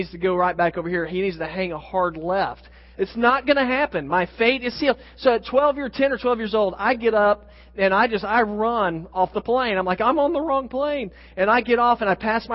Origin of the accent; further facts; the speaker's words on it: Oklahoma City, Oklahoma, United States; I grew up in Oklahoma City, just a few hours north of there